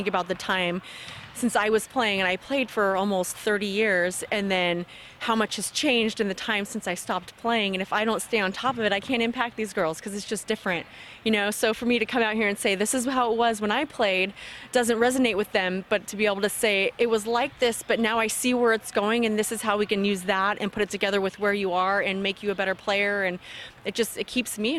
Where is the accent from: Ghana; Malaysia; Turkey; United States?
United States; California; I'm from California